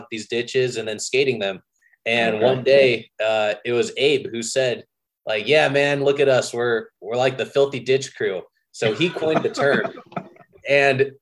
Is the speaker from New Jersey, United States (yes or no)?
no; San Jose, California, United States; also born or lived in Santa Cruz; now in Los Angeles, United States; I grew up in San Jose, went to college in Santa Cruz